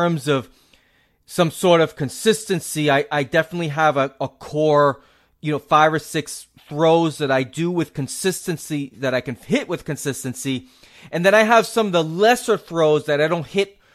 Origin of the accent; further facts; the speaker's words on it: New England, United States; I'm a New England native.